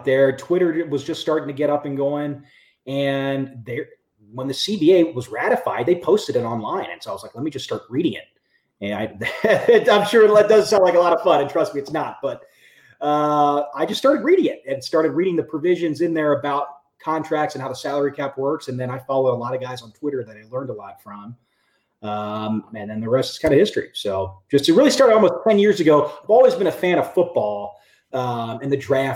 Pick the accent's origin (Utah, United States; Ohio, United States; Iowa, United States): Ohio, United States; Cincinnati; moved away as an adult; also born or lived in Detroit, Michigan; now in Royal Oak, United States; I born and raised in Cincinnati, Ohio, in the West Side in Western Hills.